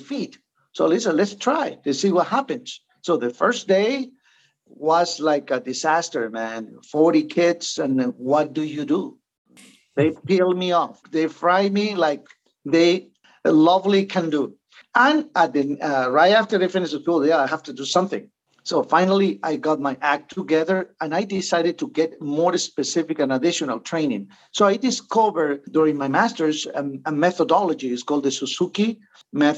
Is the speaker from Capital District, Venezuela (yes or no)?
no; Mérida, Venezuela; moved away as an adult; now in New Jersey, United States; my hometown in Mérida